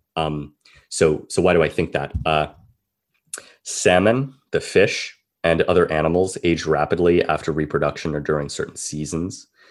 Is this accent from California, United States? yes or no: yes; California, United States; being a Californian myself